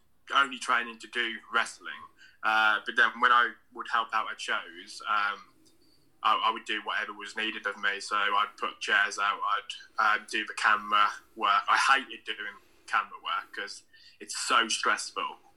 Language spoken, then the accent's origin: English; Redditch, West Midlands, United Kingdom; I'm from Redditch in the West Midlands